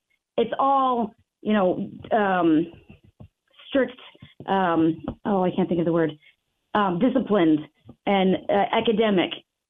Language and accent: English; New Jersey, United States; It was my first year of teaching, but I came from New Jersey and their education system.